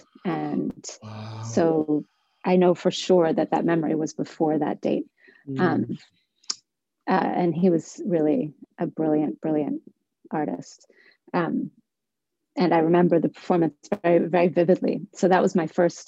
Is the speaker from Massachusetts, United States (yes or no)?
yes; Somerville, Massachusetts, United States; I was born and raised in Somerville